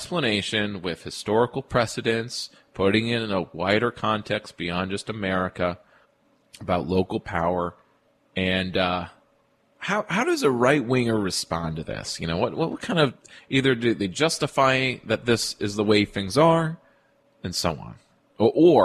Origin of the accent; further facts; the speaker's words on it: Albany, New York, United States; my hometown of Albany